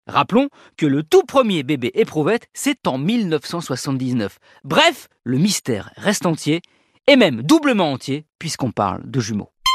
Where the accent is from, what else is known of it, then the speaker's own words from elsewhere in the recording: France; chez nous en France